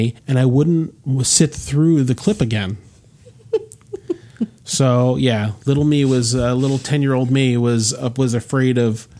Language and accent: English; Rahway, New Jersey, United States; We had a theater in Rahway, which is the town I was born in.